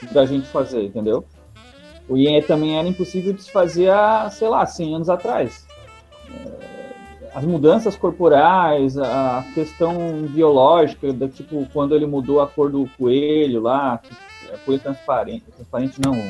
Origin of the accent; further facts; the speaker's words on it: Criciúma, Santa Catarina, Brazil; eu sou natural de Criciúma e moro aqui também, atualmente